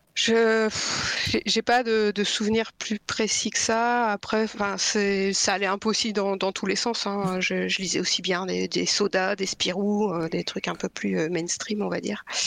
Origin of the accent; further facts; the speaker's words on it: Lille, Hauts-de-France, France; moved away as an adult; also born or lived in Brittany / Pas-de-Calais / Toulouse / Paris region; now in Brest, France; j'ai grandi dans le nord de la France. Enfin, je suis née en Bretagne. J'ai grandi dans le nord de la France, près de Lille. Enfin, un peu à Lille et un peu autour.